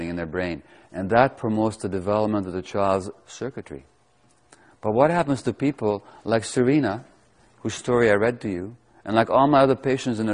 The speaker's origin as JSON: {"language": "English", "region": "Budapest", "country": "Hungary", "tie": "born or raised there", "said": "I was born to Jewish mother in 1944 in Budapest, Hungary"}